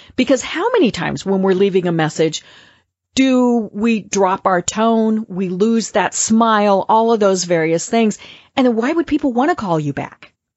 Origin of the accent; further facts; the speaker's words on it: Colorado, United States; accent: Midwestern; now in Atlanta, United States; I'm from Colorado, so I have kind of that Midwestern, I, I hope it's not a twang voice